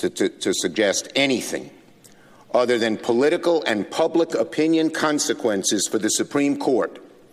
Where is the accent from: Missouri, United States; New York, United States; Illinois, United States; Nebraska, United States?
New York, United States; New York City; I'm from Brooklyn. We speak in strong language.